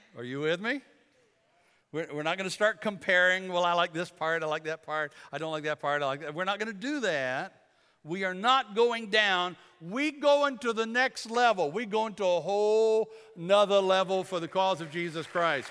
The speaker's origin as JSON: {"language": "English", "town": "Bladenboro", "region": "North Carolina", "country": "United States", "said": "We're from Bladenboro, Bladen County"}